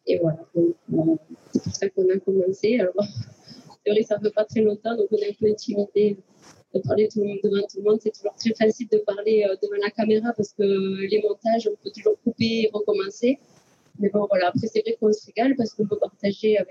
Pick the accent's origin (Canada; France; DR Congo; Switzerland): France; south of France; accent: southern French; vous allez comprendre qu'on est du sud avec notre accent.